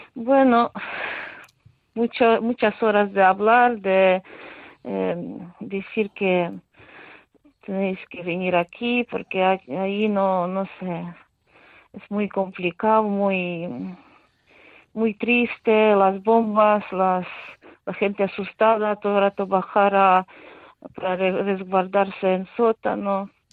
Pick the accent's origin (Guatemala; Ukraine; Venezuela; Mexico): Ukraine; Spanish is a second language; now in Spain; yo creo en mi país